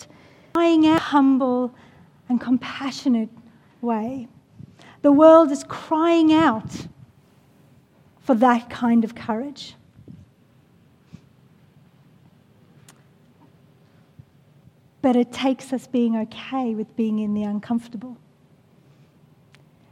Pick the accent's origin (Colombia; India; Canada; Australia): Australia; we are Australian.